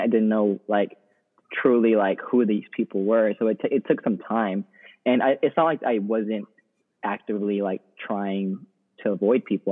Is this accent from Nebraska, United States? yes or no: no; Texas, United States; moved away as an adult; now in New Orleans, United States; I'm originally from Texas